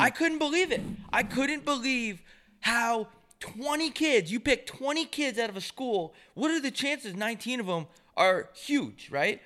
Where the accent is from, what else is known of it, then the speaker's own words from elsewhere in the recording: New York, United States; growing up in New York